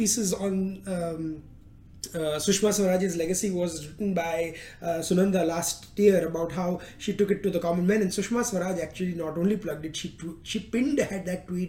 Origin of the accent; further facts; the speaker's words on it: India; moved away; as an Indian